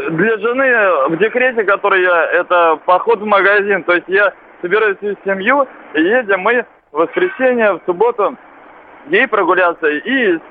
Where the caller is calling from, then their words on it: Tver, Tver Oblast, Russia; звоню из Твери, да?